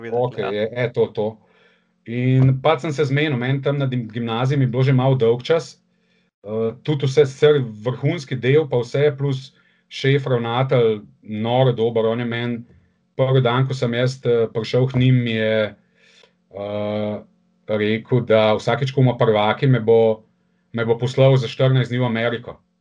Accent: Ljubljana, Slovenia; sem iz Ljubljana

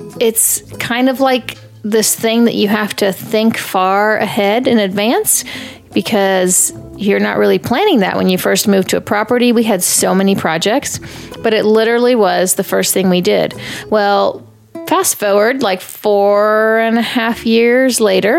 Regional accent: Texas, United States; I grew up in Texas

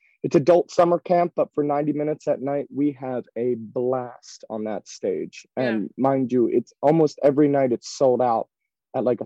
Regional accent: Ridley Park, Pennsylvania, United States; I grew up right outside of Philadelphia in a little town a little town called Ridley Park, Pennsylvania, Delaware County.

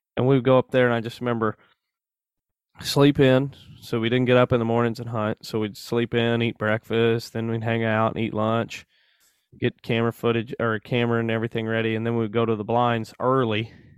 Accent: Mansfield, Missouri, United States; I grew up in Mansfield

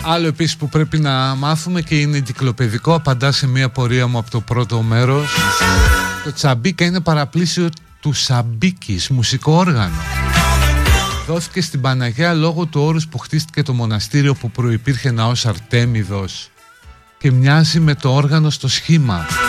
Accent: Greece; εμείς ως Έλληνες

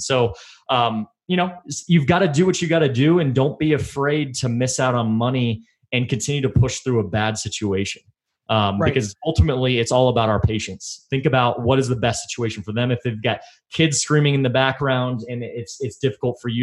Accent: Texas, United States; now in Colorado, United States; I'm from Texas

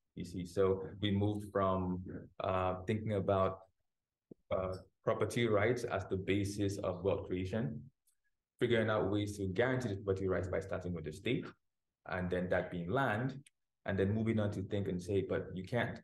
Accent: Cameroon; my home country, Cameroon

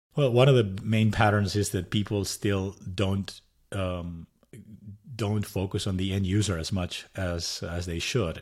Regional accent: Madrid, Community of Madrid, Spain; English is a second language; moved away as an adult; also born or lived in San Jose, United States; now in United States; I'm originally from Madrid, Spain

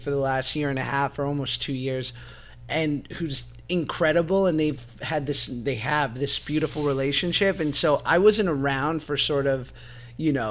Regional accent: New York City, New York, United States; accent: New York; moved away; also born or lived in Florida; I'm from Manhattan. My mom's from Jersey, and that's where my whole family's from. And then I was born in Murray Hill.

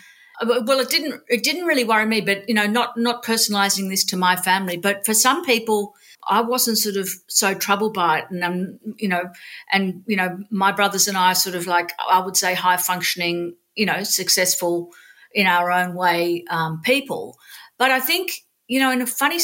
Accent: Sydney, New South Wales, Australia; I grew up in Sydney. I was born in Sydney.

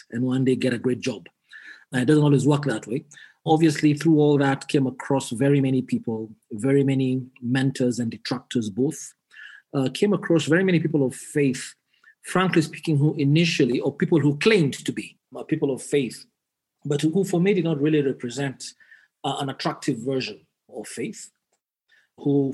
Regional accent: Nakuru, Nakuru County, Kenya; born in Kenya, born and bred in Kenya, in a little town called Nakuru, in the heart of the Rift Valley

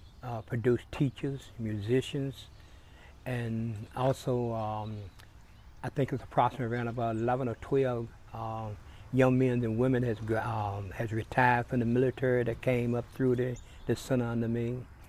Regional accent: Lynchburg, Virginia, United States; Okay, I was born and raised in the Tinbridge Hill area. I was born in 1938, and I've been here ever since.

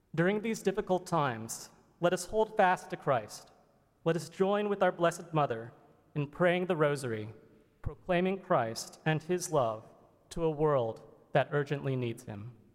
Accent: Florida, United States; moved away as an adult; also born or lived in Pennsylvania / North Carolina; I grew up in Florida, went to college at the University of Pennsylvania, and completed medical school at Duke University

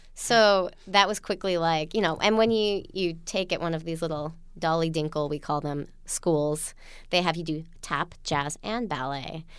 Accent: Utah, United States; born or raised there; now in New York City, United States

